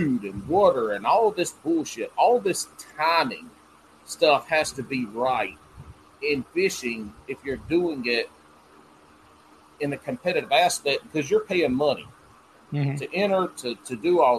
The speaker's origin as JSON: {"language": "English", "region": "the South", "country": "United States", "accent": "southern", "said": "my southern accent"}